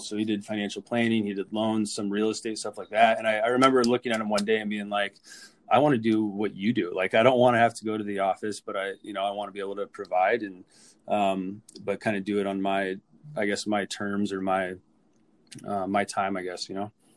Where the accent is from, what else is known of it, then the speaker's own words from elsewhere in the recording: Orange County, California, United States; moved away as an adult; also born or lived in San Diego, California; now in Minnesota, United States; born and raised in Orange County, California